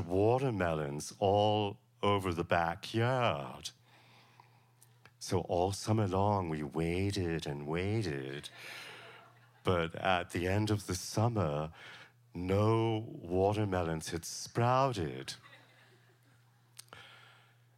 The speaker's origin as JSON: {"language": "English", "town": "Savannah", "region": "Georgia", "country": "United States", "tie": "born or raised there", "said": "I grew up in Savannah, Georgia, with my mother and my sister Helen"}